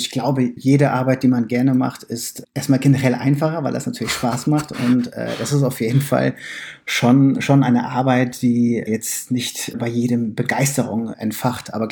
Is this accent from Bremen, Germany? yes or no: yes; Bremen, Germany; also ich bin ja äh, in Bremen geboren und aufgewachsen und da kommt man nicht drum herum, Werder Bremen-Fan zu werden.